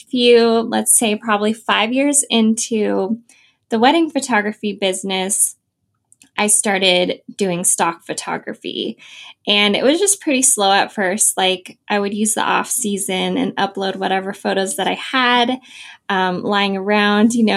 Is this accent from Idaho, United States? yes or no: yes; Idaho, United States; moved away as an adult; also born or lived in Southern California; I'm from Idaho